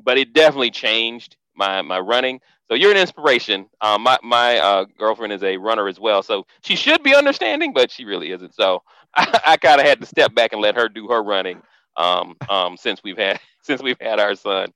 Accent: Orlando, Florida, United States; moved away; I'm originally from Orlando, Florida.

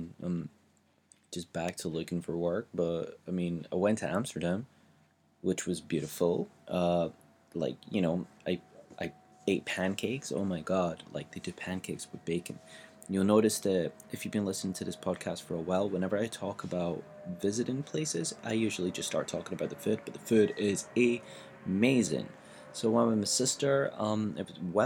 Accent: Glasgow, Scotland, United Kingdom; moved away as an adult; now in England; as a Glaswegian

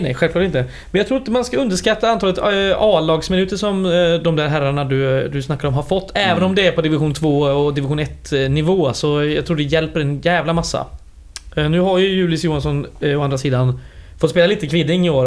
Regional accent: western Skaraborg, Västra Götaland, Sweden; jag är från västra Skaraborg.

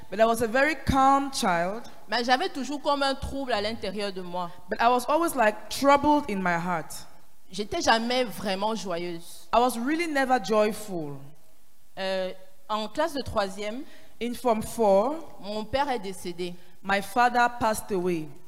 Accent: Paris, Île-de-France, France; Je viens de Paris.

